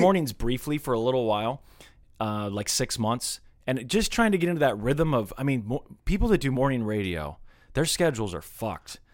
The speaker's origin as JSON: {"language": "English", "town": "Kansas City", "region": "Missouri", "country": "United States", "tie": "born or raised there", "said": "growing up in Kansas City"}